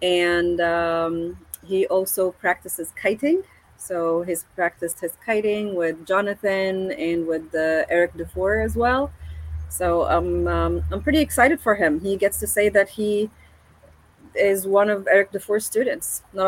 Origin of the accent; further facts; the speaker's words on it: Egypt; moved away as an adult; also born or lived in Houston, Texas; now in Orlando, United States; I actually was born and raised in Egypt.